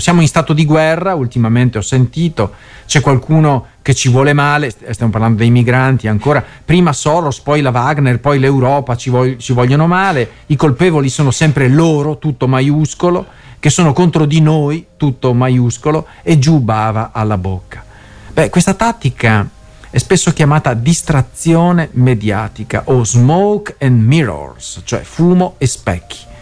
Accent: Veneto, Italy; accent: Venetian; la rubrica Parole al Vento dal Veneto. Si sente già il mio, il mio accento

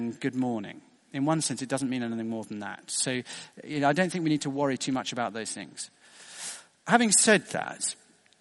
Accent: United Kingdom; being British

